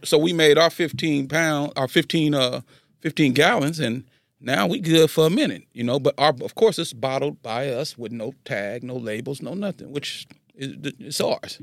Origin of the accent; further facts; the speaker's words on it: Carson, California, United States; also born or lived in Los Angeles, United States; I'm from Carson